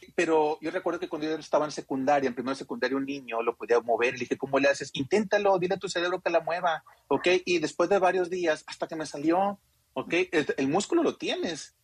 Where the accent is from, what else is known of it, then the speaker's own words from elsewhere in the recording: Sinaloa, Mexico; yo tengo 44 años, soy de Sinaloa.